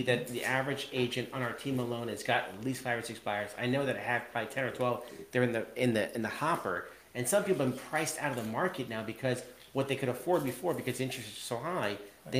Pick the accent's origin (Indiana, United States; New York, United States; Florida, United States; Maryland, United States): New York, United States; Long Island; now in Connecticut, United States; So we are from Long Island, and we are in Connecticut